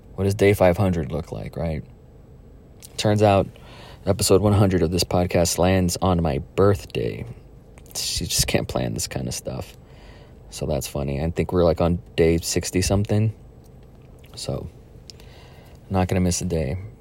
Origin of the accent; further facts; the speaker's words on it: Donna, Texas, United States; moved away; Donna, my hometown